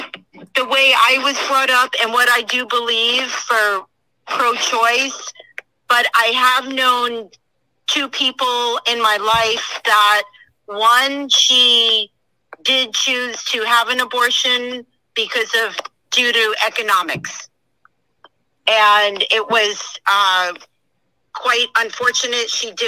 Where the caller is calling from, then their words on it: Imperial Beach, California, United States; I'm calling from Imperial Beach, California